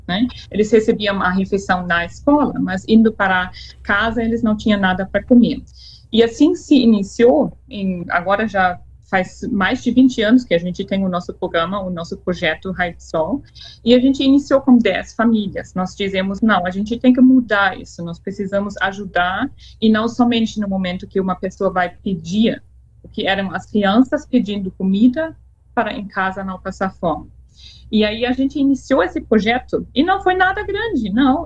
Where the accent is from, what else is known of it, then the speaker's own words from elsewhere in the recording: Freiburg, Germany; Portuguese is a second language; moved away as an adult; now in Brazil; Eu nasci em Freiburg, no norte da Alemanha